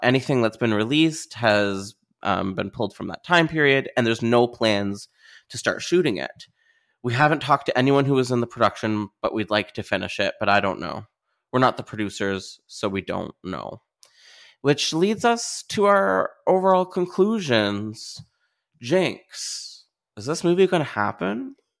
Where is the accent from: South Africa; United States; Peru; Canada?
Canada; as a Canadian